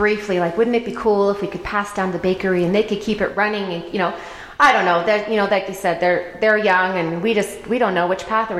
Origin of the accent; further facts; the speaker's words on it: Alberta, Canada; also born or lived in New Jersey; now in Colorado, United States; I grew up in Alberta, Canada. Mm-hmm. We lived out in New Jersey for a while.